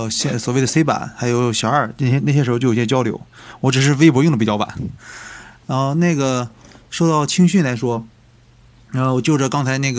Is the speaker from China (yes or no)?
yes; China; 感觉还是羽山城对于我们中国人来说吧，它的意义不太一样，